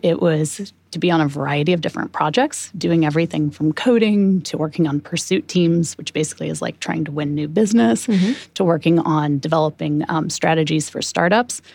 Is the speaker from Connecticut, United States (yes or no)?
no; Manitou, Illinois, United States; moved away; my hometown festival is also called the Popcorn Festival.